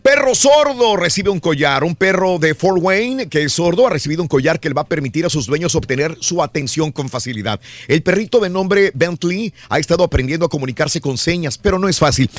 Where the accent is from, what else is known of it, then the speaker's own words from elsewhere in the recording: Mexico; hablo por los mexicanos porque soy mexicano